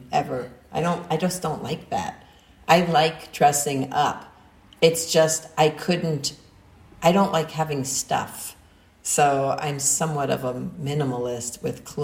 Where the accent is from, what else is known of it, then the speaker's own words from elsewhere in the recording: New York City, New York, United States; I grew up in New York City